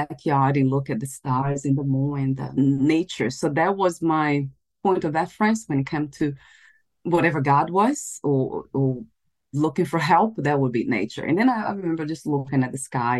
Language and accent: English; Brazil; I was born in Brazil